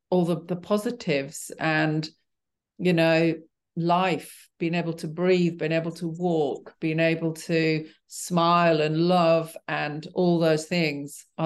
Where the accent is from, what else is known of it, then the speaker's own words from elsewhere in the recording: Yorkshire and the Humber, United Kingdom; I, well, I grew up in Yorkshire as well. And, you know, we did a lot of mountain climbing when I was a kid.